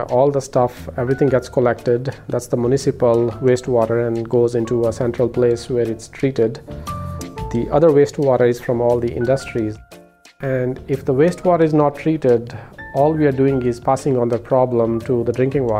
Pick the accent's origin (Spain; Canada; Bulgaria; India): India; now in United States; I was born and brought up in India